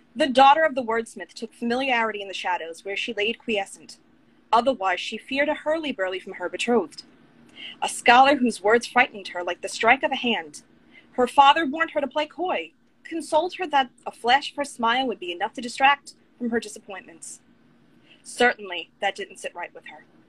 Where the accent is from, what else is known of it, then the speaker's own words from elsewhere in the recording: Long Island, New York, United States; now in Orlando, United States; my husband and I were originally from Long Island, New York